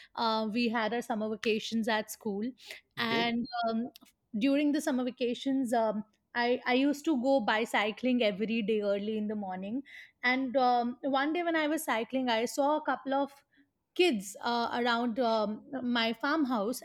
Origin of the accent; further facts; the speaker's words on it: Mathura, Uttar Pradesh, India; moved away as an adult; also born or lived in Pune; now in Mathura, India; growing up in Mathura, which is quite a conservative society